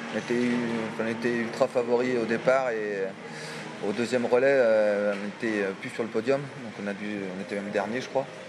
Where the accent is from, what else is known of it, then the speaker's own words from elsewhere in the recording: France; Paris, voilà, c'est chez nous